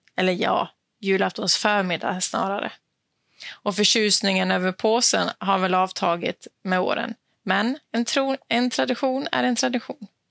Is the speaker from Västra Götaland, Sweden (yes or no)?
no; Dalarna County, Sweden; now in Skåne, Sweden; jag är född och uppvuxen i Dalarna